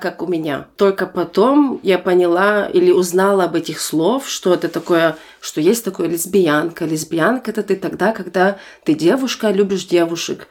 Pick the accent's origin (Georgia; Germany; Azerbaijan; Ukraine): Germany; Russian is a second language; also born or lived in Almaty, Kazakhstan; я выросла в Германии